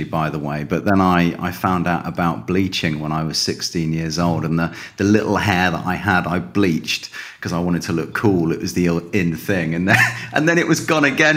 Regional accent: Calne, South West England, United Kingdom; moved away as an adult; now in Spain; I grew up in the southwest of England in a little town called Calne

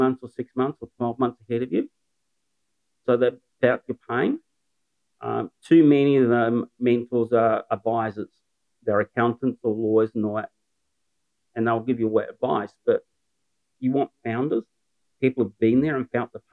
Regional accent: New Zealand; moved away as an adult; now in Newcastle, Australia; I'm a Kiwi

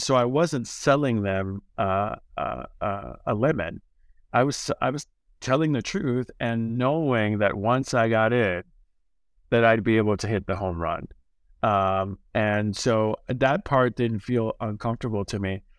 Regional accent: Chicago, Illinois, United States; now in New York City, United States; my hometown, Chicago

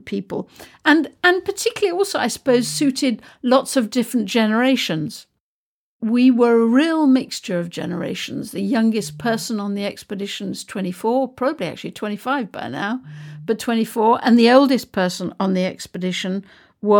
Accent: United Kingdom; I'm British

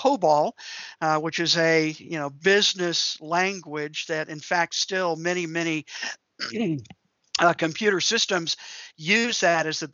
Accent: D.C., Maryland suburbs of Washington, United States; the Washington, D.C. area, where I grew up in the Maryland suburbs there.

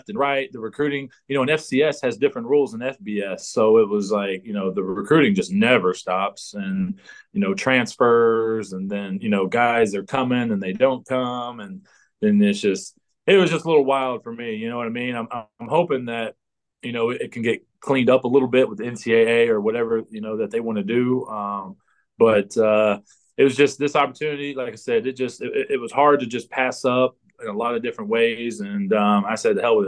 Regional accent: United States; moved away as an adult; now in Canada; as an American

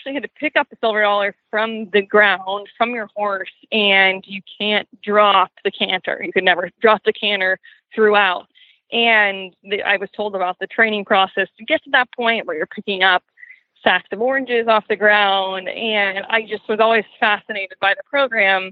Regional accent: outside of Boston, Massachusetts, United States; the barn that was close to where I grew up outside of Boston

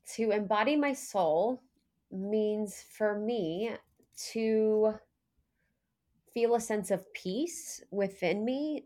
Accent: Ohio, United States; I was born in Ohio

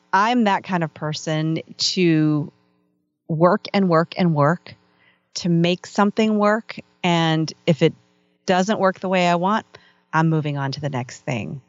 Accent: Northern Virginia, United States; I grew up in Northern Virginia

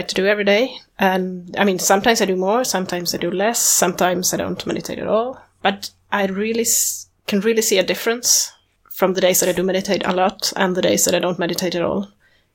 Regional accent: Sweden; I'm from Sweden.

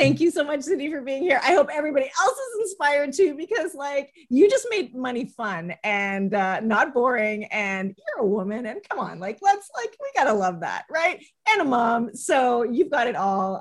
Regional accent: Canada; I'm Canadian.

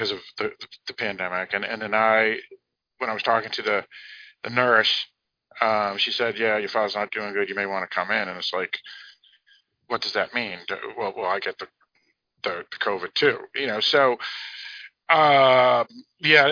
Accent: United States; I'm an American

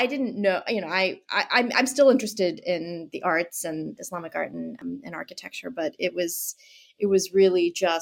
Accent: Boston, Massachusetts, United States; I am from Boston, and I grew up in Boston

